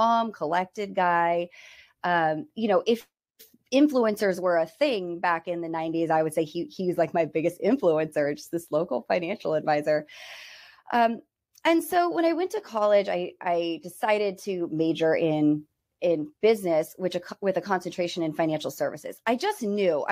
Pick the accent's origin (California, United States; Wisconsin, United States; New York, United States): California, United States; Bay Area, near San Francisco; I was born and raised in the Bay Area, like 30 miles outside of San Francisco.